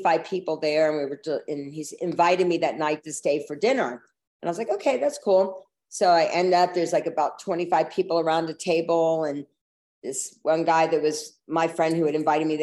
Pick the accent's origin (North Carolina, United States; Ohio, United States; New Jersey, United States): North Carolina, United States; Asheville; moved away as an adult; also born or lived in Georgia; I'm originally from Asheville, North Carolina, a small town in the South.